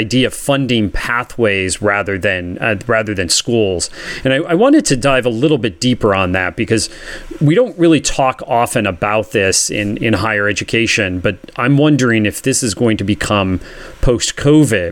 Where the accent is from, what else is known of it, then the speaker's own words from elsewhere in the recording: Pennsylvania, United States; moved away; I was born and raised in Pennsylvania